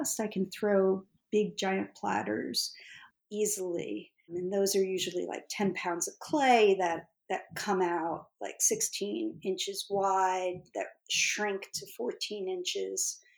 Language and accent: English; Northeast, United States; Growing up in the Northeast